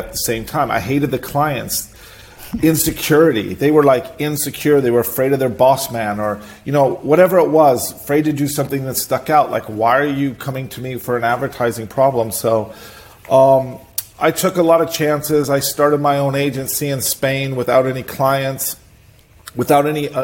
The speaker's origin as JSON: {"language": "English", "town": "Seattle", "region": "Washington", "country": "United States", "tie": "born or raised there", "also_born_or_lived": "Boise, Idaho", "said": "I was born in Boise, Idaho, the middle of, you know, like cowboy country. I left there, of course, when I was three, not on my own will, but because my family decided to move. And we moved to Seattle, and I grew up in Seattle"}